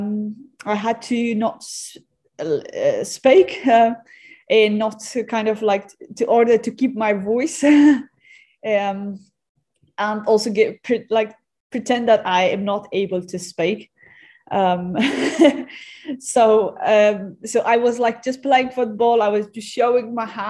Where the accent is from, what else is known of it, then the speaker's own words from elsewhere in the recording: Afghanistan; I come from Afghanistan